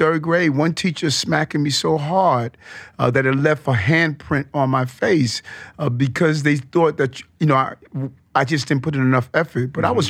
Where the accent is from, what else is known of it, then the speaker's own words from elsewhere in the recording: Queens, New York, United States; growing up in South Jamaica, Queens, you know, mom moving us there from Brownsville